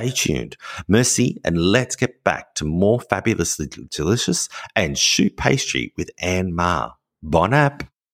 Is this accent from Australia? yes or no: yes; Australia; now in France; as an Australian, it's often a difficult thing because we have warmer weather.